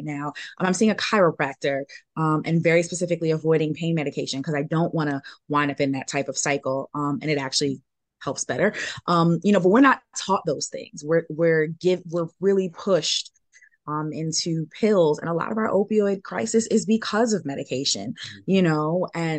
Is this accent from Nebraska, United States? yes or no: no; New York City, New York, United States; I'm from New York City